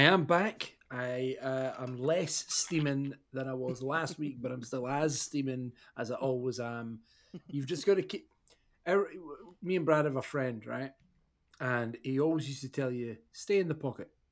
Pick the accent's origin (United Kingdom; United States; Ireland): United Kingdom; Scotland